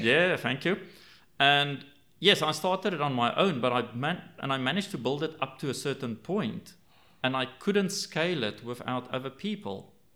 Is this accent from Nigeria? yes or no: no; South Africa; I grew up in South Africa